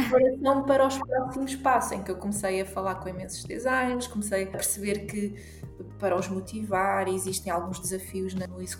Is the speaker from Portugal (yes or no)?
yes; Portugal; Sou portuguesa, 100% portuguesa